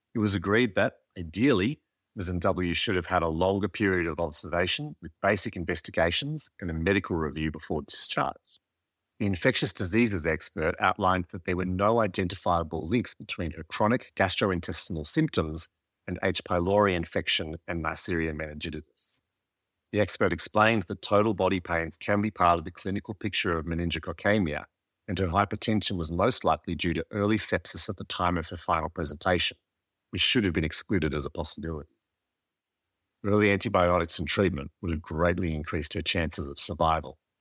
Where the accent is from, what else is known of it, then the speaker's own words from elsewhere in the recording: Birpai country, mid-north coast of New South Wales, Australia; I'm a Koori man born and raised on Birrapie country on the mid-north coast of New South Wales, with Darug ancestry on my mother's side.